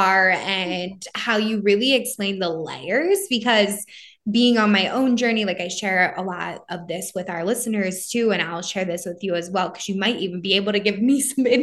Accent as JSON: {"language": "English", "area": "right outside of Philly", "region": "Pennsylvania", "country": "United States", "said": "I'm also from the Northeast, like right outside of Philly"}